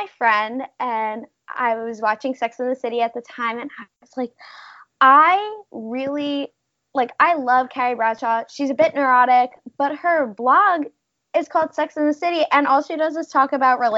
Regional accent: New Jersey, United States; moved away as an adult; now in San Diego, United States; I'm from New Jersey

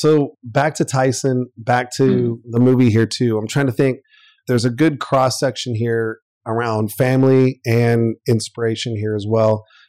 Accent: South Carolina, United States; I grew up in South Carolina

